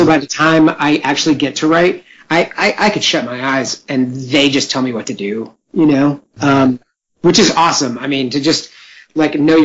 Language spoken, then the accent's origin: English; West Coast, United States; I'm on the West Coast, born and raised.